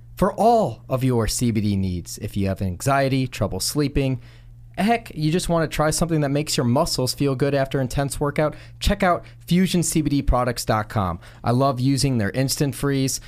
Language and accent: English; Chicago, Illinois, United States; I'm from Chicago